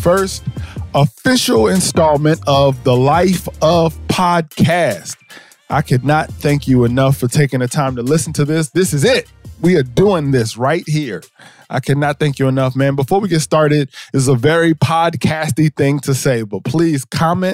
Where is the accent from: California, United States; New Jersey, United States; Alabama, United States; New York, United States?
New Jersey, United States; I'm from Jersey